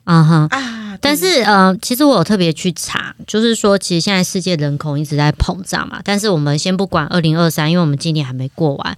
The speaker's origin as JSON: {"language": "Chinese", "country": "Taiwan", "said": "因为我们是台湾人"}